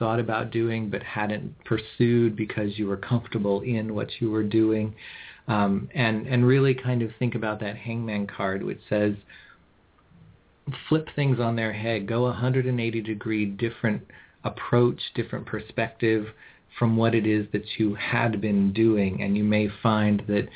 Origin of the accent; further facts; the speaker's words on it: California, United States; I'm from California.